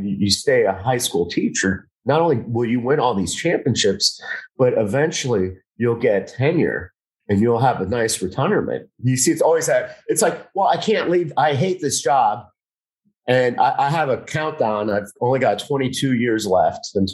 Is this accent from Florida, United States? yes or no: yes; Miami, Florida, United States; I'm from Miami